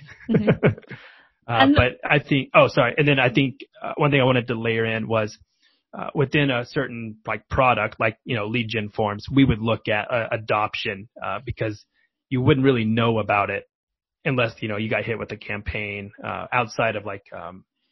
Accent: Oklahoma, United States; moved away as an adult; also born or lived in Washington, D.C. / Denver; now in Bay Area, United States; I'm from Middle America, Oklahoma, where product marketing wasn't really a thing.

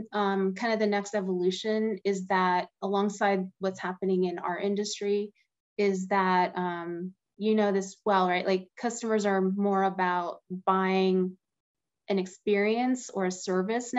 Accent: Pittsburgh, Pennsylvania, United States; now in Austin, United States; I grew up in Pittsburgh

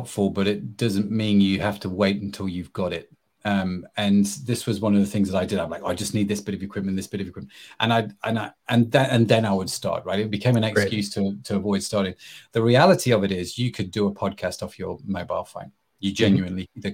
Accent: England, United Kingdom; I'm English

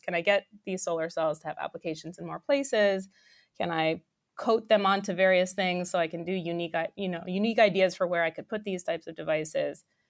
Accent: New York, United States; I grew up in New York

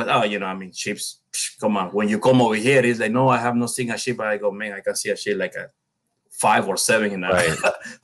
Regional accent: Colón, Panama; moved away as an adult; also born or lived in Illinois; I was born and raised in the Caribbean side. It's called City of Colón

